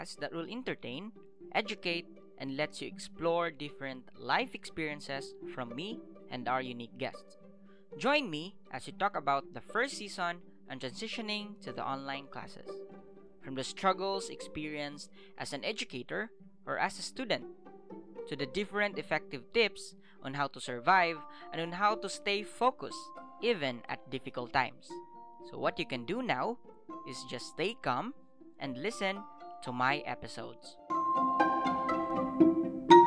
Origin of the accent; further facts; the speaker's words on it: Philippines; I spent most of the days in the holidays in my hometown. And especially that, as I've mentioned from the previous episodes, that our area has been badly devastated by a strong typhoon, Typhoon Odette